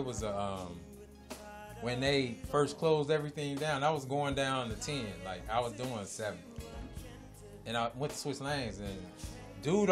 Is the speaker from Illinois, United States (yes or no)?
yes; Chicago, Illinois, United States; I grew up in Chicago